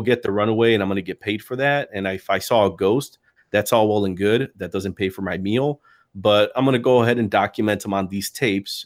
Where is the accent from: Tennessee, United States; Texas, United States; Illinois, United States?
Illinois, United States; Chicago; I was a proper Chicago guy, like, grew up in Logan Square